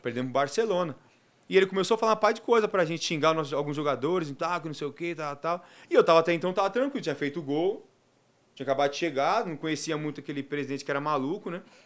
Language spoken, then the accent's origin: Portuguese; Mooca, São Paulo, Brazil; Terror da Moca, que é lá do meu bairro, né, de onde eu nasci e fui criado